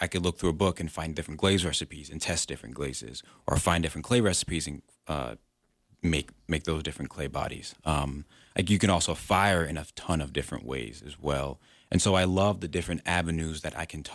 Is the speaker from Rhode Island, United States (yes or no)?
yes; Pawtucket, Rhode Island, United States; moved away as an adult; also born or lived in Syracuse; now in Wyoming, United States; I'm originally from Pawtucket, Rhode Island, where I was born and raised